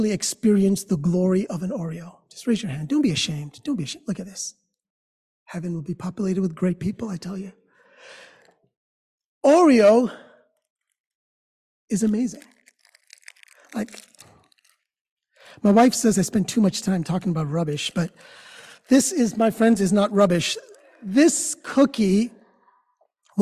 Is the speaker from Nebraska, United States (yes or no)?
no; New York City, New York, United States; I am a kid born and raised here in New York